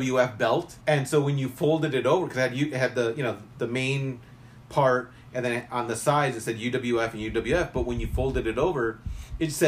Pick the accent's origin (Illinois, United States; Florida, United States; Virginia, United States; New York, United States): Illinois, United States; Chicago; as a kid growing up in Chicago